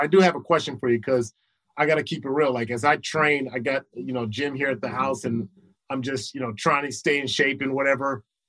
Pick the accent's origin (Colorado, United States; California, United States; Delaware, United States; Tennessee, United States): California, United States; Los Angeles; I used to think because I was from Crenshaw, I was like, shoot, man, if Lights come up talking some mess, man, I take him out from the hood.